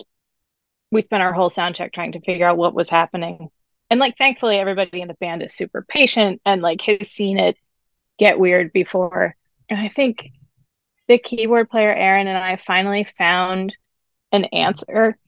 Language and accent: English; New York, United States; I grew up also up here and going into New York to see shows